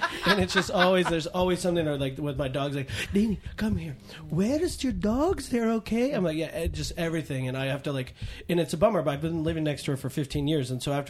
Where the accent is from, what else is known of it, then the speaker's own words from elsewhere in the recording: Mill Valley, California, United States; also born or lived in Chicago, Illinois; now in Venice, United States; I'm from Northern California by way of Chicago. I was born in Chicago.